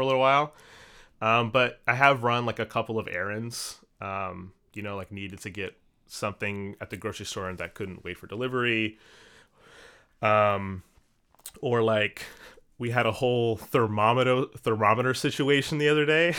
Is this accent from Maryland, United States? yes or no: yes; Maryland, United States; now in New York, United States; I'm originally from Maryland, just outside of Washington, D C.